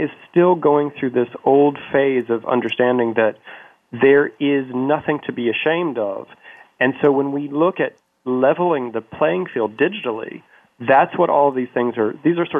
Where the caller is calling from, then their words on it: Connecticut, United States; I'm actually calling from Connecticut this weekend, and I'm having an iced tea right now.